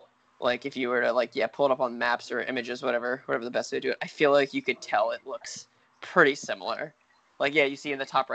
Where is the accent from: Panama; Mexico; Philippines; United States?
United States; Bergen County, New Jersey; So I'm from Bergen County. If you were to search like Bergen County or whatever in there, Bergen County, New Jersey.